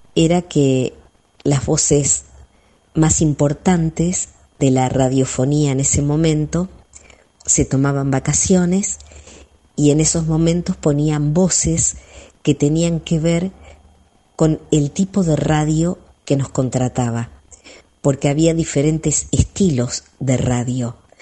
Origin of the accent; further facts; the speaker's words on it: San Pedro, Buenos Aires Province, Argentina; moved away as an adult; mi pueblo